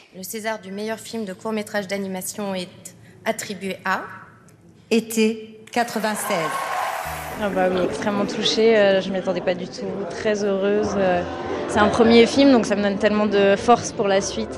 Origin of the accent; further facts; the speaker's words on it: Paris, Île-de-France, France; je suis parisienne mais d'origine bretonne